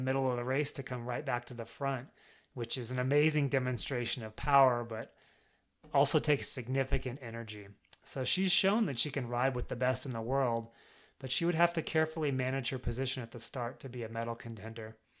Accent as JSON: {"language": "English", "country": "United States", "said": "I'm American"}